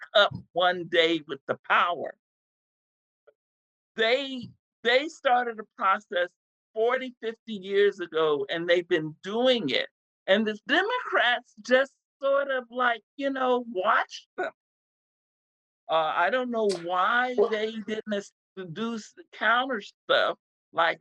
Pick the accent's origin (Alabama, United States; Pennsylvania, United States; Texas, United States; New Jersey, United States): Texas, United States; I grew up in Texas was pregnant, single mother pregnant with my first child in 1970